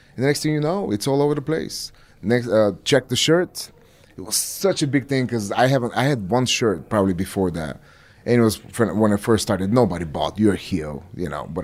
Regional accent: Plovdiv, Plovdiv Province, Bulgaria; moved away; my hometown, Plovdiv

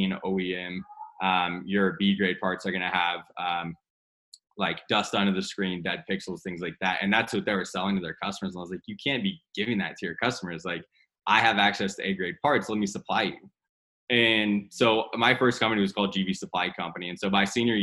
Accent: Whiteland, Indiana, United States; I grew up literally in a town called Whiteland, Indiana. It's 30 minutes south of Indianapolis

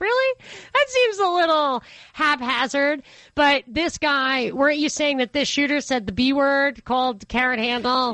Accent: Rockland County, New York, United States; I'm from Rockland County, New York

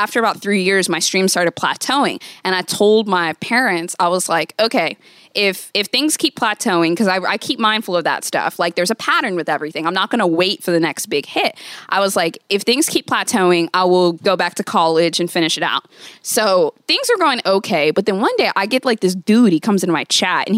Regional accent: Virginia, United States; Virginia. I got kicked out of three schools.

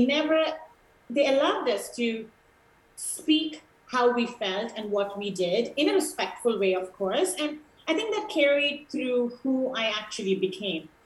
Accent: Sri Lanka; moved away; also born or lived in India; my mom is from Sri Lanka

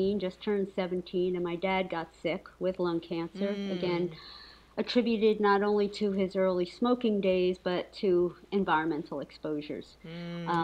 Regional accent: Paterson, New Jersey, United States; I was raised in Paterson, New Jersey, which is a very large urban city

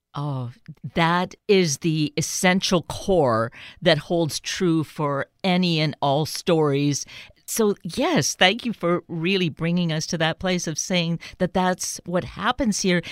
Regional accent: Canada; Growing up Canadian

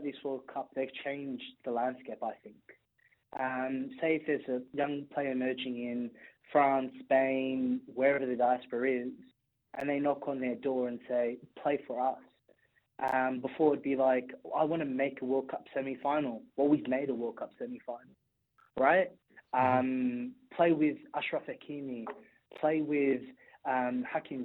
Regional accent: Australia; I'm Australian

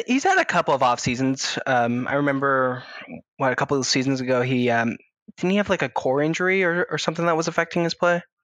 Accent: outside of Buffalo, New York, United States; I'm from outside of Buffalo

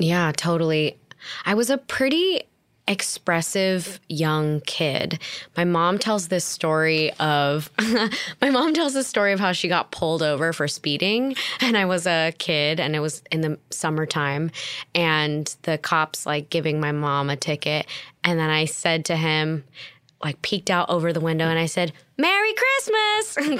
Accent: Torrance, California, United States; I was born in Torrance, California, raised in the South Bay

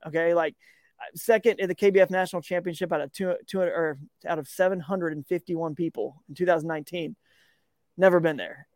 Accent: Georgia, United States; growing up in Georgia

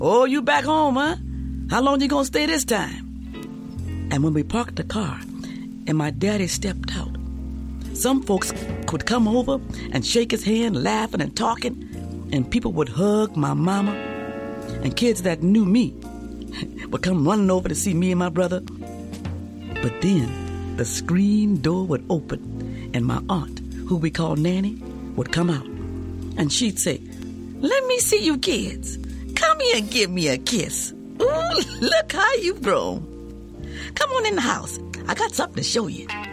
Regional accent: New Orleans, Louisiana, United States; also born or lived in Alexandria, Louisiana; now in Oakland, United States; I was born in New Orleans, Louisiana, 57 years ago

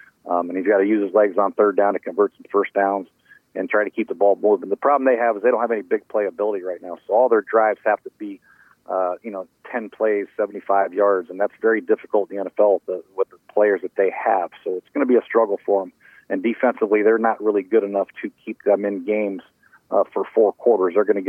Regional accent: Ohio, United States; born there; No, heck no. I was born in Ohio, but my dad coached at IU at Notre Dame, so I never liked Ohio State.

